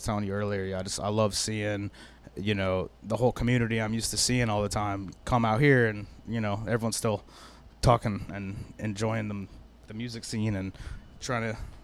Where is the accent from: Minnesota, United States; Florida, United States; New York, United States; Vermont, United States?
Florida, United States; Fort Lauderdale; also born or lived in Salem County, New Jersey / Orlando, Florida; I grew up in South Florida